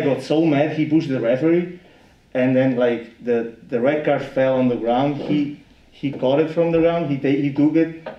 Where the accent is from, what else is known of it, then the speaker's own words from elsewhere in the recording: Italy; English is a second language; moved away as an adult; now in United States; I'm from Italy